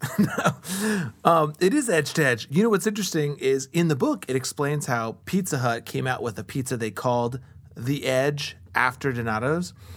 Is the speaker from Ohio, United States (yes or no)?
yes; Columbus, Ohio, United States; I grew up on the East Side, too, like I said, The neighborhood I was raised in and the neighborhood I live in now